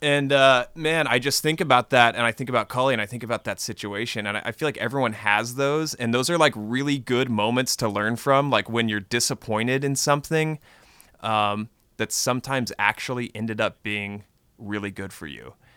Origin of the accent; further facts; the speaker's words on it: Texas, United States; now in Austin, United States; I grew up in Texas